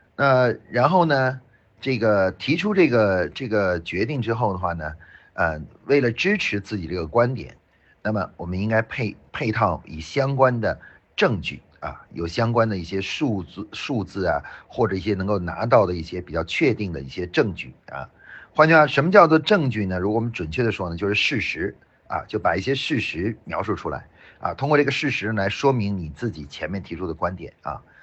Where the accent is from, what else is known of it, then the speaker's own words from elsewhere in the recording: China; 像我们中国人